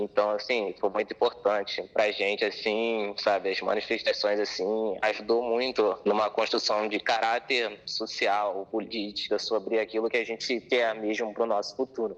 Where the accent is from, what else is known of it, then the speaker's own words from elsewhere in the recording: Belford Roxo, Rio de Janeiro, Brazil; Nasci em Belford Roxo mesmo